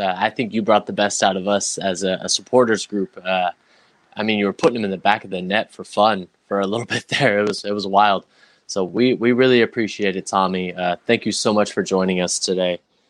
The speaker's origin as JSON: {"language": "English", "country": "United States", "said": "I'm an American"}